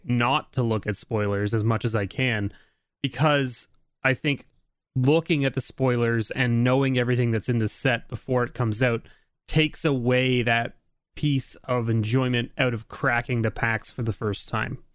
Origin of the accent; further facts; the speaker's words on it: Canada; I'm a Canadian